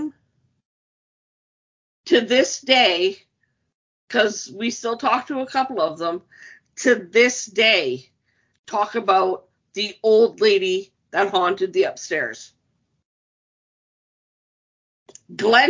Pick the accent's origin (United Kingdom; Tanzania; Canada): Canada; Windsor, Ontario; when we were growing up in the west end of town. We grew up on Wellington.